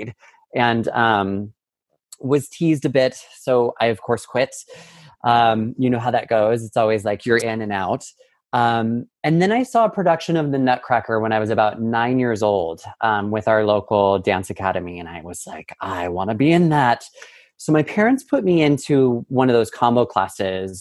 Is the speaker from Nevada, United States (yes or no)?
yes; Carson City, Nevada, United States; now in New York City, United States; I grew up in Carson City, Nevada, a small little town, albeit the capital of Nevada